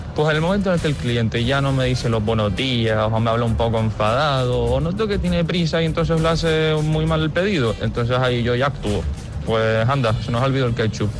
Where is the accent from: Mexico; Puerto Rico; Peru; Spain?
Spain; Así somos los españoles